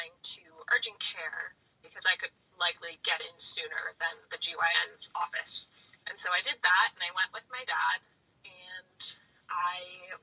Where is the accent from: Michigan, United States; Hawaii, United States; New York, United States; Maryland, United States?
Maryland, United States; now in Philadelphia, United States; I'm from Maryland, but I'm living in Philadelphia, Pennsylvania